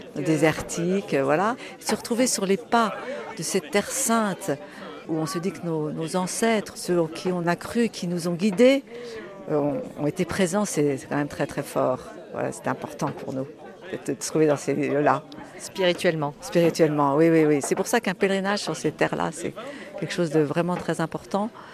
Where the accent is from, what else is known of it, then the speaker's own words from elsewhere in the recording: Tours, Centre-Val de Loire, France; je suis de Tours, du diocèse de Tours